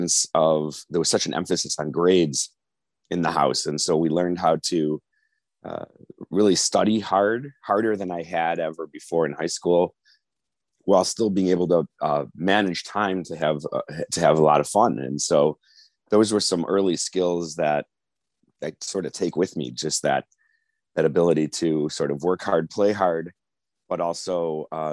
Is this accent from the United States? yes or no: yes; North Shore, Illinois, United States; growing up in the North Shore, going to U of I, then coming back, I went to Kent Law School